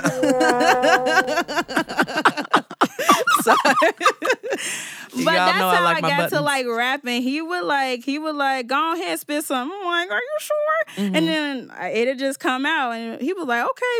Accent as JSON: {"language": "English", "town": "Chicago", "region": "Illinois", "country": "United States", "said": "I'm from over East, but maybe I'm from the Southeast"}